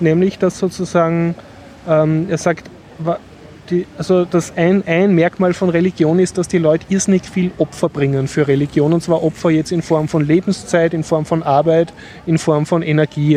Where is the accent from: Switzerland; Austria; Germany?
Austria; als Westler, als Österreicher, als Europäer